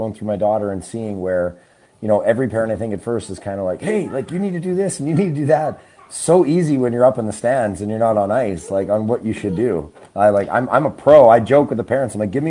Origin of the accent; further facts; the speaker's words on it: Trail, British Columbia, Canada; also born or lived in Singapore / Australia / New York / Houston; Yeah, I was born in Trail, BC, and I grew up in Canada, but I've also lived overseas. I lived in Singapore and Australia and stuff when I was a kid